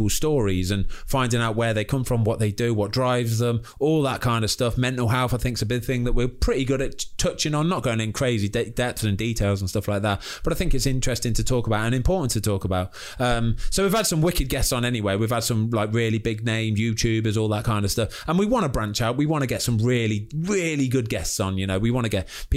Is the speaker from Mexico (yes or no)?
no; Leamington Spa, West Midlands, United Kingdom; my hometown of Leamington Spa